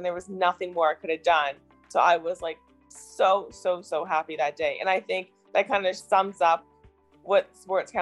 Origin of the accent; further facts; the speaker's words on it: Canada; my home country.